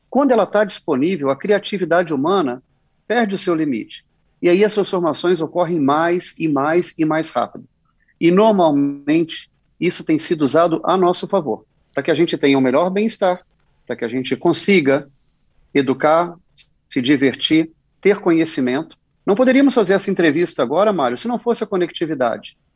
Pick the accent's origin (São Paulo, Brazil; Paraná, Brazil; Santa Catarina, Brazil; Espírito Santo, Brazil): Espírito Santo, Brazil; Vitória; Sou capixaba, nasci em Vitória e sempre que posso volto para a terra com muito orgulho